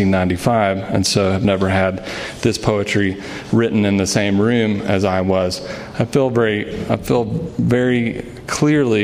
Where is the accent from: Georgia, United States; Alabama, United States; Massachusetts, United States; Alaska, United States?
Alabama, United States; I grew up in Alabama, and I spent a lot of every summer in Louisiana